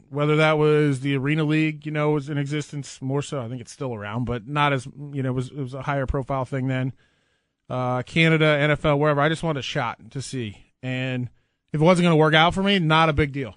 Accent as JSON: {"language": "English", "region": "Nebraska", "country": "United States", "tie": "born or raised there", "said": "growing up in Nebraska"}